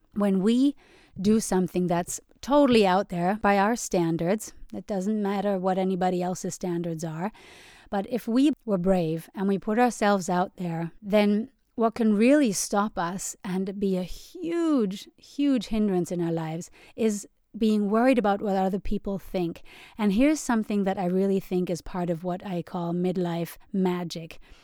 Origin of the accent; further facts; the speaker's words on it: Germany; moved away; I grew up in Germany where they put a lot of emphasis on cognitive abilities and intelligence